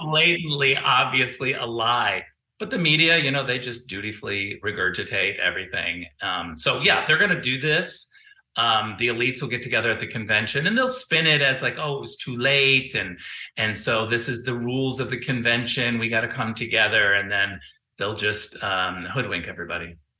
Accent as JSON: {"language": "English", "region": "California", "country": "United States", "said": "as a Californian"}